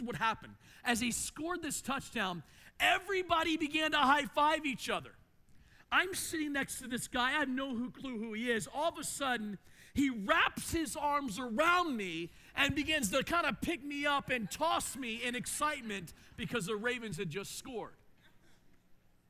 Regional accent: Maryland, United States; growing up in Maryland

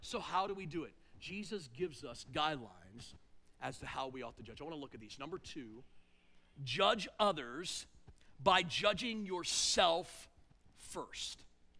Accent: East Coast, United States; now in North Central Ohio, United States; Here in North Central Ohio, the way we gossip and assume things, here's how we do it. And I came from the East Coast.

